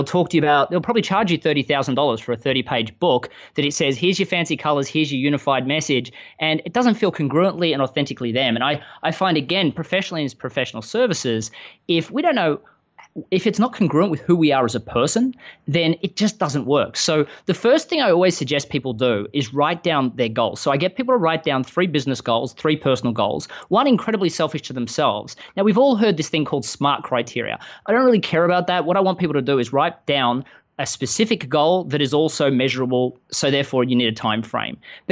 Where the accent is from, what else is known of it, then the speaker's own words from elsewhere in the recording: Melbourne, Victoria, Australia; moved away as an adult; now in Austin, United States; from the accent that while I live in the US, I live in Austin, Texas, I'm not quite from around here. I grew up in Melbourne, Australia.